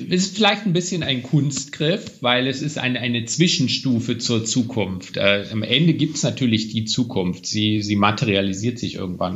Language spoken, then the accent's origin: German; Weimar, Thuringia, Germany; Ich stamme ja auch aus Weimar, einer Stadt, in der natürlich Kultur eine besondere Rolle auch spielt